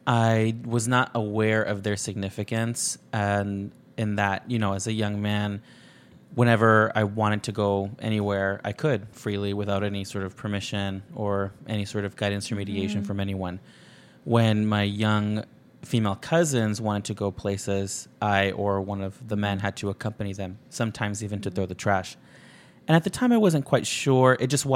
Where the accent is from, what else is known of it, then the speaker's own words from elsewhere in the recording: El Paso, Texas, United States; border town that I'm from is El Paso, Texas, Ciudad Juarez, Mexico, sister cities. And although I grew up in El Paso, much of my extended family lived and still lives in Juarez.